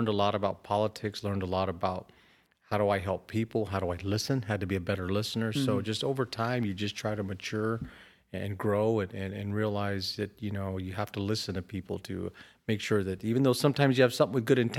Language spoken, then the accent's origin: English; Rialto, California, United States; I was raised in Rialto, went to Rialto Public Schools, went to San Bernardino Valley College, so went to college here locally, went to Cal State San Bernardino.